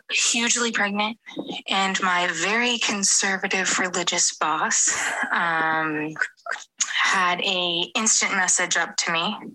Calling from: United States; as you can tell, I am not English. I'm actually in the U.S., and a lot of your slang I have to Google

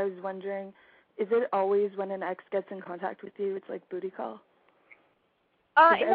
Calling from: Victoria, British Columbia, Canada; Um, I'm calling from Victoria, British Columbia.

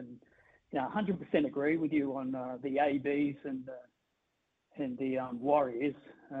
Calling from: Sydney, New South Wales, Australia; No, I'm actually calling from Sydney.

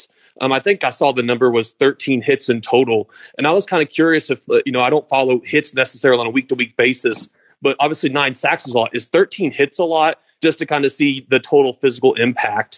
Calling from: Louisville, Kentucky, United States; I'm calling from Louisville

